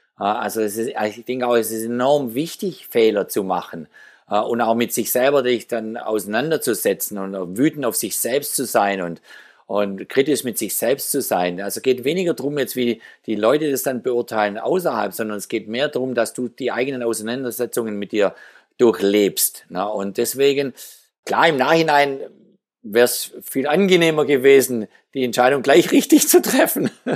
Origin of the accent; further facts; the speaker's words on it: Geislingen, Baden-Württemberg, Germany; In meiner Heimatstadt Geislingen, wo ich aufgewachsen bin